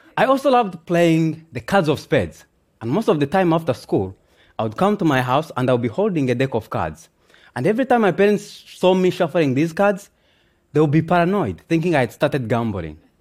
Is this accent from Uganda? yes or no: yes; Kyangwali refugee camp, Western Region, Uganda; also born or lived in Democratic Republic of the Congo; we found safety in Kiangwe refugee camp, located in western Uganda, where I grew up from and have learned to call home for the past 24 years